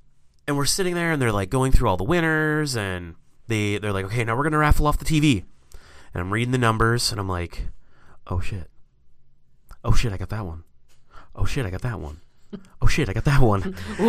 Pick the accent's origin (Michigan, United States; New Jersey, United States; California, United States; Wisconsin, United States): Wisconsin, United States; born there; I mean, I was born in Wisconsin, so I guess that...